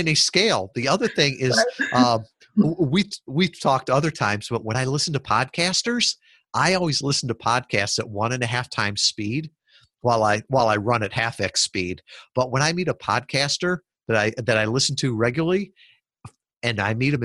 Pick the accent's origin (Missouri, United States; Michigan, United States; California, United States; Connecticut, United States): Michigan, United States; Kalamazoo; I was from Kalamazoo, Michigan.